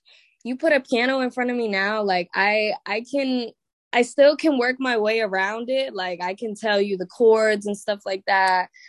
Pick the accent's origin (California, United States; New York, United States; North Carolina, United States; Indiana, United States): New York, United States; Staten Island; Word. Staten Island. So I always say, like, I already kind of lived life in a bubble, like just off of where I went to school, just off of just my whole environment at that time was church and school.